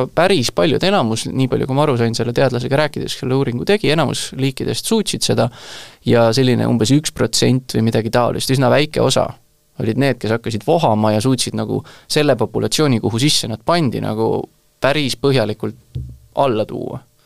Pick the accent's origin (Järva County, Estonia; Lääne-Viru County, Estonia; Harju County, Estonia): Harju County, Estonia; Tallinn; sünnilt olen Tallinnast, hetkel elan Tallinnast kaugemal